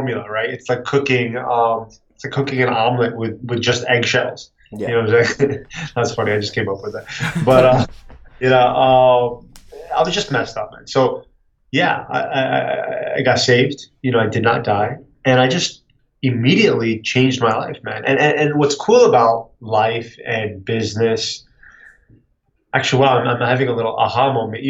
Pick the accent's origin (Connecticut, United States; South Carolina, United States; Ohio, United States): Connecticut, United States; also born or lived in San Francisco, California; I was raised in Connecticut